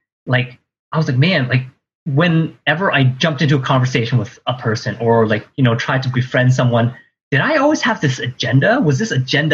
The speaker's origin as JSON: {"language": "English", "town": "Ottawa", "region": "Ontario", "country": "Canada", "tie": "born or raised there", "moved": "yes", "said": "I grew up in Ottawa. I'm in Ottawa right now visiting my parents."}